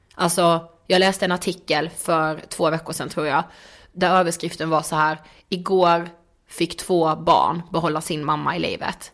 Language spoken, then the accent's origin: Swedish; Karlshamn, Blekinge, Sweden; moved away; hemma i Karlshamn